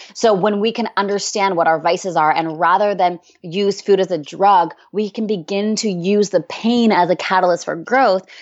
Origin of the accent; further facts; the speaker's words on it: Canada; now in San Diego, United States; I'm originally from Canada